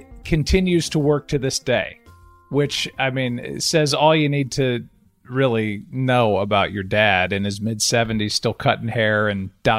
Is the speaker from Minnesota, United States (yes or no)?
no; Chicago, Illinois, United States; born there; Well, I was born in Chicago.